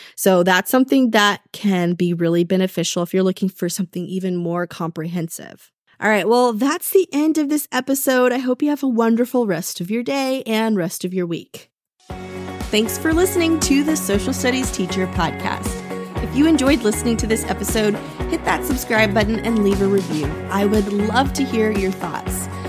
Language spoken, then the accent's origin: English; Texas, United States; I'm from Texas